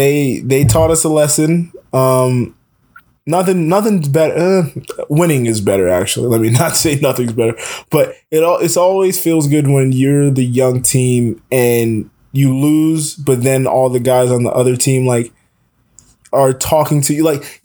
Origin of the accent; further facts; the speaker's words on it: South Florida, United States; now in Atlanta, United States; I'm from South Florida.